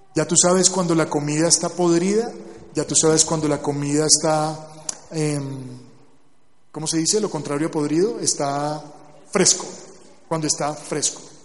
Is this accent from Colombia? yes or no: yes; Barranquilla, Atlántico, Colombia; yo nací en Barranquilla